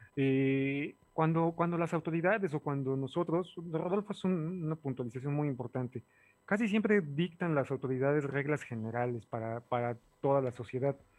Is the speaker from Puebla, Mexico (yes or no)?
yes; Puebla, Mexico; como ciudadano poblano